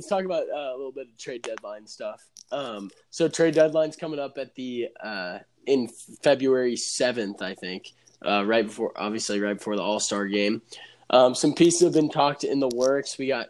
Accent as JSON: {"language": "English", "town": "Dallas", "region": "Texas", "country": "United States", "said": "since we're all from the Dallas area"}